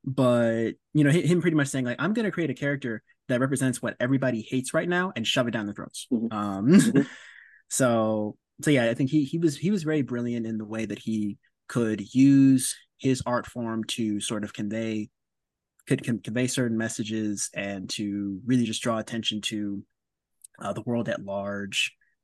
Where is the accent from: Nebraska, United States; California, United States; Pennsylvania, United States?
California, United States; Oakland; growing up in Oakland around the time of the LA riots